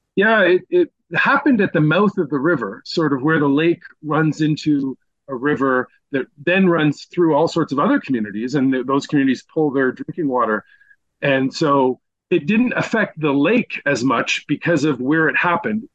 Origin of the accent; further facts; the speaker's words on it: Eastern Townships, Quebec, Canada; I'm from the Eastern Townships. You know, my dad was born in Sherbrooke